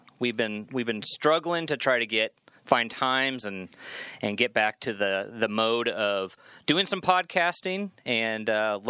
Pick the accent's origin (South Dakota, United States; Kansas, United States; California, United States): Kansas, United States; Manhattan; born or raised there